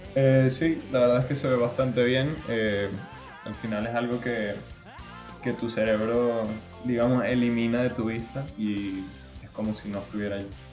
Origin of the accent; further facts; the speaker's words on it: Spain; also born or lived in Venezuela; todos como españoles